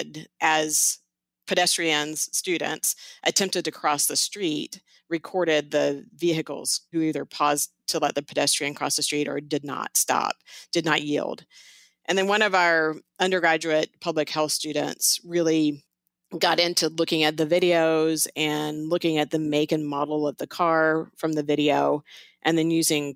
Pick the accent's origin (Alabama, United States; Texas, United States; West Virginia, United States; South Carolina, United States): Texas, United States; Houston; moved away as an adult; now in Las Vegas, United States; I grew up in Houston, Texas